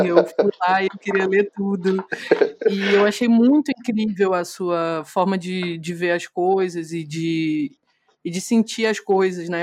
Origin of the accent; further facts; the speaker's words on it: Brazil; eu sou uma pessoa negra, mas sou brasileira